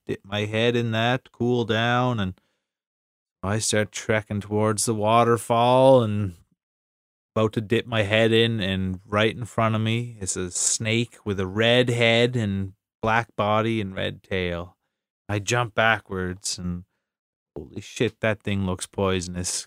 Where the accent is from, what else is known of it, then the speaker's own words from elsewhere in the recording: East Coast Canada, Canada; Canadians and maybe especially East Coast Canadians, 'cause we're kind of over the top